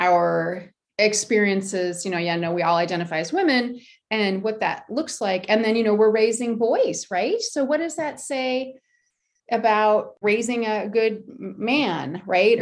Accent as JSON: {"language": "English", "country": "United States", "said": "I'm American"}